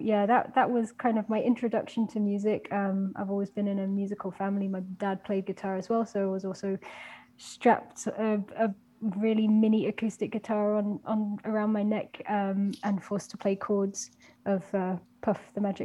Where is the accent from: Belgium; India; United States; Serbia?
Belgium; also born or lived in United Kingdom; I am actually British, but I grew up, I did the majority of my growing up in Belgium, in going to a British school.